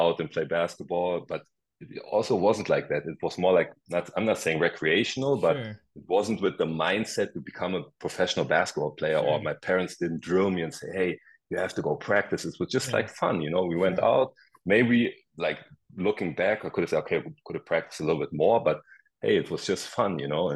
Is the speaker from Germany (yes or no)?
yes; Germany; moved away as an adult; also born or lived in Rhode Island; I grew up in Germany.